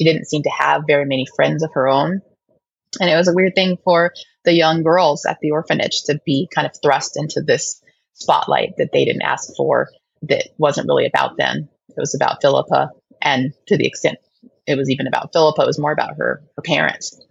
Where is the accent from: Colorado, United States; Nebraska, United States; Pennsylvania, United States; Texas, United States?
Colorado, United States; Denver; raised in Denver.